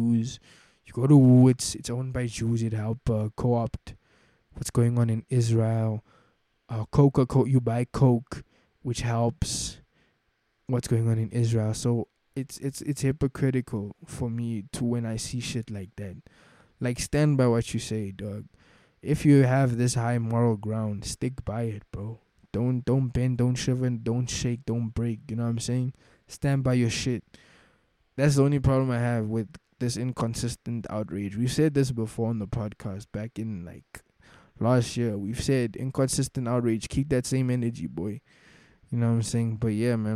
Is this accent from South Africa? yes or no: yes; South Africa; as a South African